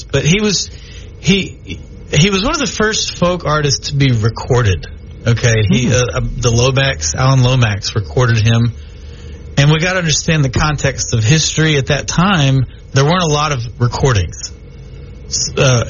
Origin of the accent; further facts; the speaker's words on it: Texas, United States; also born or lived in Louisiana; now in Shreveport, United States; I'm a Texan, okay? I was born and raised in Texas. And so I came over here to Louisiana